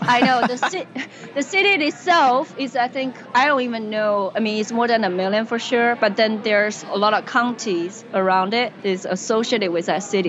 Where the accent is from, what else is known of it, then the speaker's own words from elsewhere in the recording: China; English is a second language; moved away as an adult; also born or lived in Indiana, United States / Seattle, United States; now in United States; I was born and raised in China uh, in the 80s.